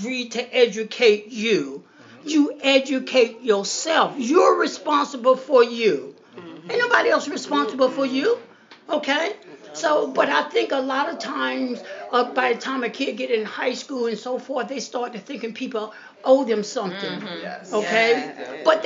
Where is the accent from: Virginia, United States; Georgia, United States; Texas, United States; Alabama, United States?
Georgia, United States; Macon; moved away; also born or lived in East Orange, New Jersey; I grew up down in Macon, Georgia